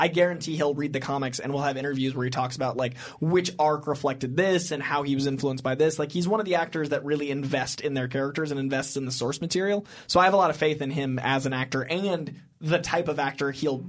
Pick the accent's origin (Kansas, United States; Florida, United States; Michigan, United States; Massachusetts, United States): Massachusetts, United States; Boston; I'm from Boston